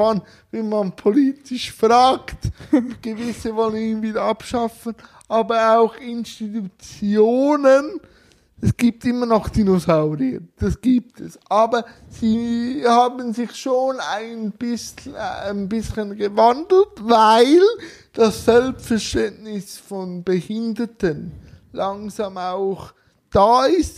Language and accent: German; Switzerland; ich komme aus der Schweiz